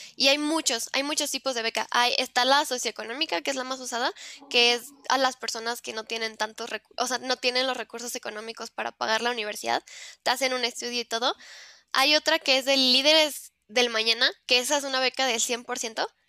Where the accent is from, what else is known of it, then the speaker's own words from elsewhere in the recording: Mexico; yo soy de México